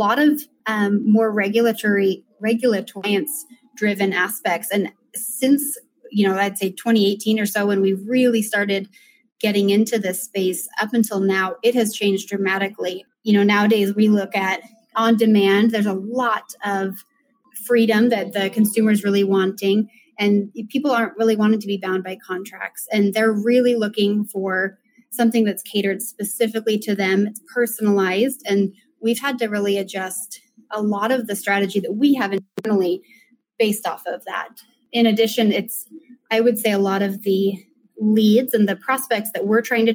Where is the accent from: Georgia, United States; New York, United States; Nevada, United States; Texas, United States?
Nevada, United States; Reno; moved away as an adult; now in Lehi, United States; So I grew up in Reno, Nevada, and moved to Utah a couple years after high school.